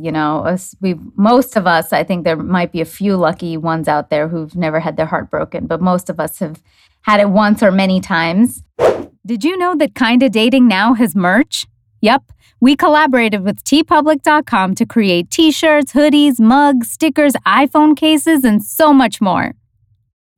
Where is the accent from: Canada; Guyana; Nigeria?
Canada; also born or lived in New York; I used to live in New York and I'm from Canada.